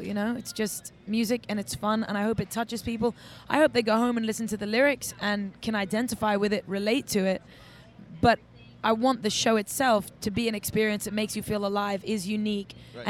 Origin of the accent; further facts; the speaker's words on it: England, United Kingdom; I think I grew up in England, and I was out young. I was promoting nightclubs.